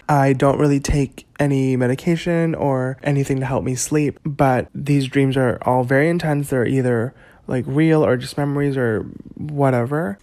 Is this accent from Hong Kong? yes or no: yes; Hong Kong; I was born on June twenty-second, nineteen ninety-three at ten twenty-three A M in Hong Kong